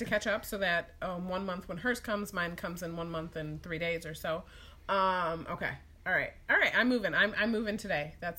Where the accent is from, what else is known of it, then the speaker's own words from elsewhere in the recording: Midwest, United States; accent: Midwest; I feel like we're in the Midwest. I'm sure you can tell by the way that I talk. This is the Midwest, in the Central time zone.